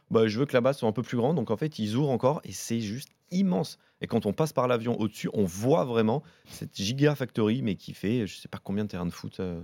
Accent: France; je viens de France

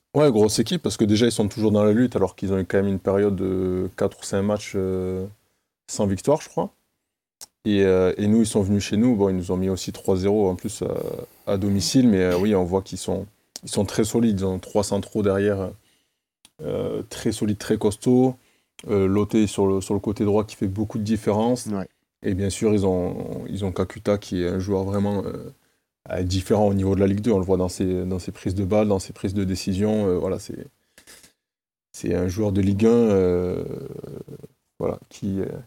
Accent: Toulouse, Occitania, France; je suis toulousain

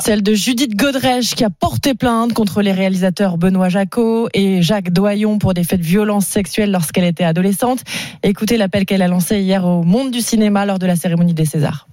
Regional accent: Kharkiv, Kharkiv Oblast, Ukraine; French is a second language; moved away as an adult; now in Gironde, France; chez moi, à Kharkiv

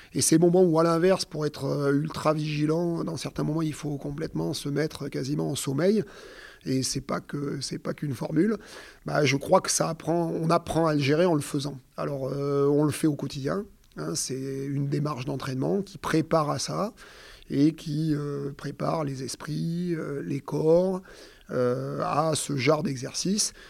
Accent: Auvergne-Rhône-Alpes, France; je suis auvergnat

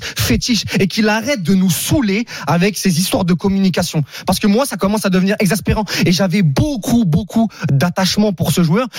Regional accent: Saint-Denis, Île-de-France, France; je viens de Saint-Denis par exemple, tu vois, je viens du 93 comme lui

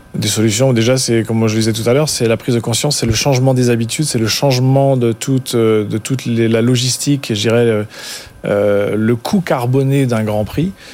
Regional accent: France; en tant que Français

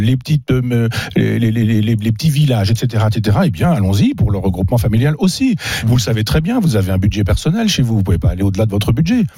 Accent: Chambois, Normandy, France; moved away; Chambois, mon village natal

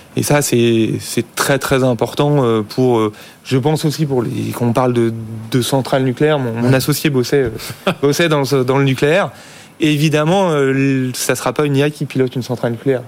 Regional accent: France; en tant que Français

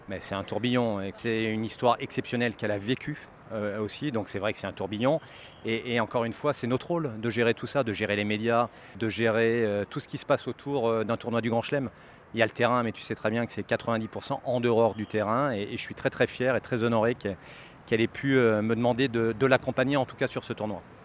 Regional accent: France; Je suis français moi-même

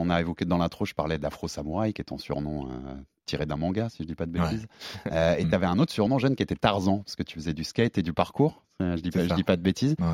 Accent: Tunisia; Pareil, quand on est tunisien, c'est pas trop facile de se déplacer.

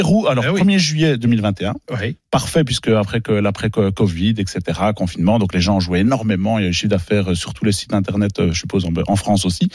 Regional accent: Belgium; chez nous en Belgique

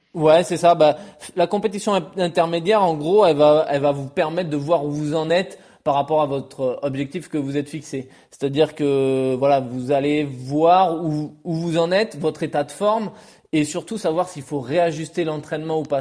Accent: France; en tant que Français

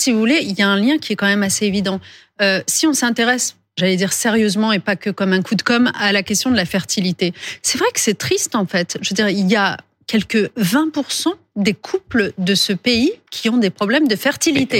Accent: France; chez nous, en France

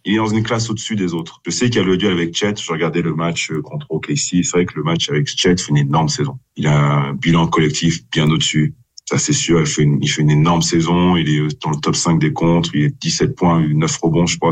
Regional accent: France; en tant que Français

